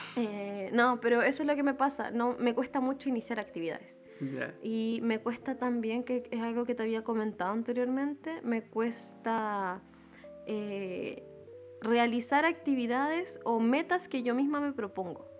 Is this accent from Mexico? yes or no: no; Chile; nosotros como chilenos